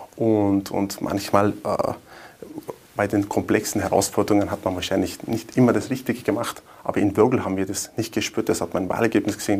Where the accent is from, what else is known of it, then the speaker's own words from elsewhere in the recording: Wörgl, Tyrol, Austria; Mörgl ist meine Heimatstadt, also meine Frau, meine zwei Kinder, meine Eltern leben auch in Wörgl